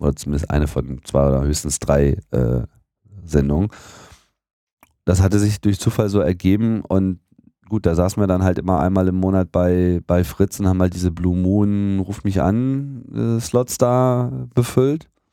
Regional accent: near Hanover, Lower Saxony, Germany; moved away as an adult; also born or lived in Hamburg; now in Berlin, Germany; in Niedersachsen, in der Nähe von Hannover

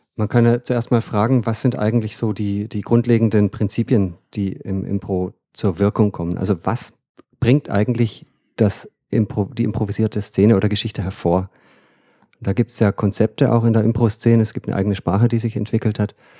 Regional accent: Freudenstadt, Baden-Württemberg, Germany; moved away as an adult; also born or lived in Freiburg; now in Bremen, Germany; ich komme aus dem Schwarzwald eigentlich, Aha. Freudenstadt.

